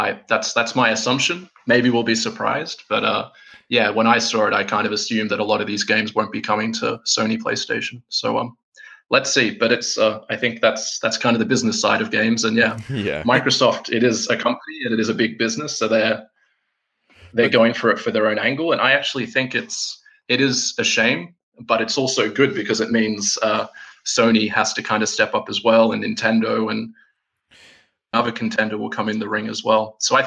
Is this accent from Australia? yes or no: yes; Australia; now in Helsinki, Finland; I'm sitting here in Helsinki, Finland, despite the fact I'm Aussie. I've lived here for a while.